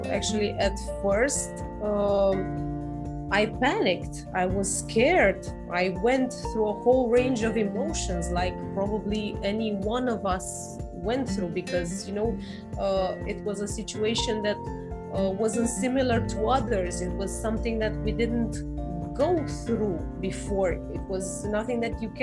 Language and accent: English; Romania; I'm from Romania, by the way, in Europe